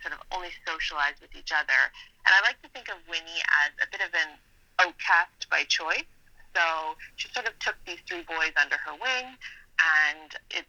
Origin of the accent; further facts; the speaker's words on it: Annapolis Valley, Nova Scotia, Canada; moved away; I'm from the Annapolis Valley where the book is set, but then I did end up moving away.